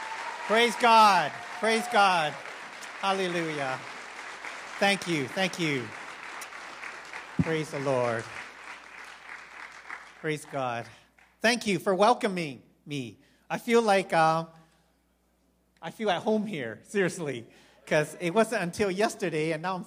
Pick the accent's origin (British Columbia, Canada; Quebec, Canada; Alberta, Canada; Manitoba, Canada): British Columbia, Canada; Victoria; born there; also born or lived in Vancouver / Calgary; I was born in Victoria, Canada, lived in Vancouver, and that's why I also lived in Calgary for 7 years.